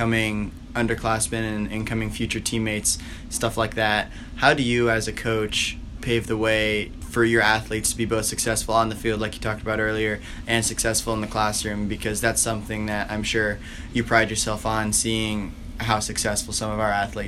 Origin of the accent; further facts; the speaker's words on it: Columbus, Ohio, United States; Yeah, I grew up in Columbus, Ohio. So all of Friday night, all day Saturday, and then Sunday morning is devoted to Ohio State football and Ohio State athletic culture.